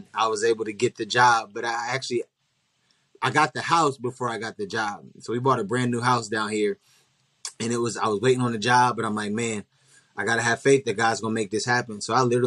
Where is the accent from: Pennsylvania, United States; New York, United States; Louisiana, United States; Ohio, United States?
Ohio, United States; Columbus; moved away as an adult; now in Dallas, United States; I'm originally from Columbus, Ohio. And I recently just transitioned my family to Dallas, Texas